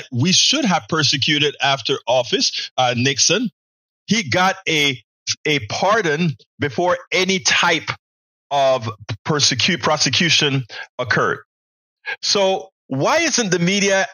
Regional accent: Coco Solo, Colón, Panama; Exactly same hospital that I was born in Panama.

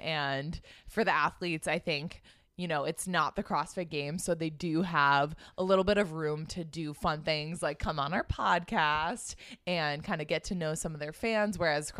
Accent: Boston, Massachusetts, United States; And we are two sisters who, born and raised in Boston.

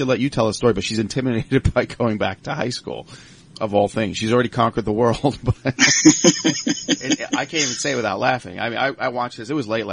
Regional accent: Long Island, New York, United States; now in Pittsburgh, United States; I'm from Long Island originally.

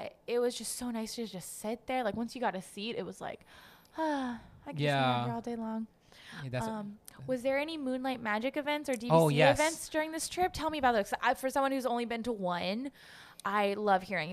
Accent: East Coast, United States; moved away as an adult; I grew up on the East Coast

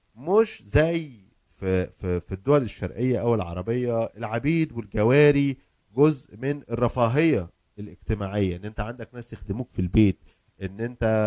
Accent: Egypt; now in United States; عندنا في مصر

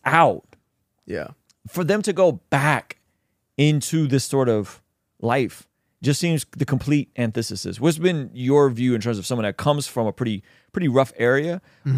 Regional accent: San Diego, California, United States; I grew up in in the City Heights, North Park area

